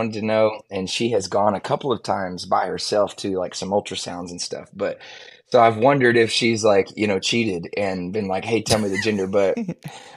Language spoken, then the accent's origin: English; Austin, Texas, United States; I'm born and raised in Austin